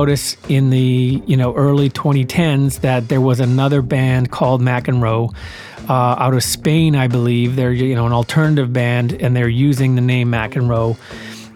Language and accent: English; Winnipeg, Manitoba, Canada; moved away as an adult; also born or lived in Brandon, Manitoba; now in Vancouver, Canada; I lived in Winnipeg all through up until the end of grade 7.